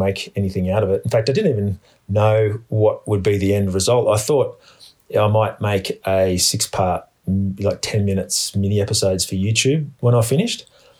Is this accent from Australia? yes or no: yes; Australia; born or raised there